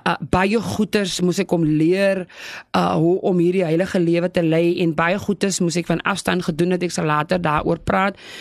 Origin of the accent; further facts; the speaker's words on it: South Africa; ek is gebore op Flottenburg plaas. Dit is net so voor Lyndok